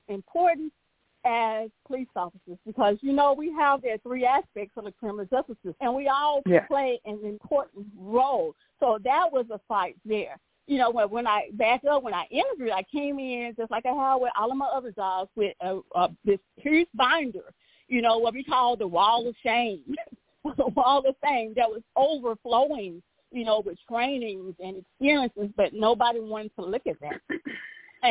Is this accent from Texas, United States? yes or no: yes; Crockett, Texas, United States; also born or lived in Beaumont, Texas; my hometown, which is Crockett, Texas